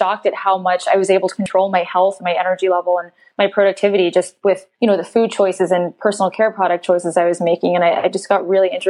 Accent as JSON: {"language": "English", "town": "Philadelphia", "region": "Pennsylvania", "country": "United States", "tie": "born or raised there", "said": "I grew up in Philadelphia"}